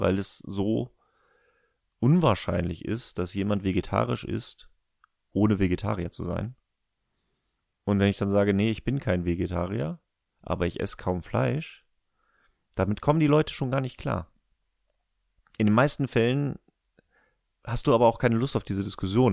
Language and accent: German; Germany